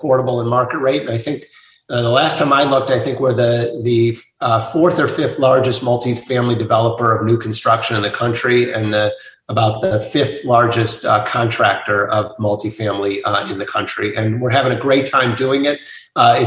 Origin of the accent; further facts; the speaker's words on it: Cleveland, Ohio, United States; I grew up in Cleveland